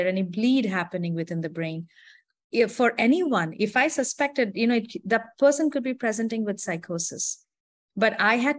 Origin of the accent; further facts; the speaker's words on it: India; moved away as an adult; also born or lived in Wisconsin, United States; now in United States; Born and raised in India, I actually completed my medical education and a psychiatric residency in India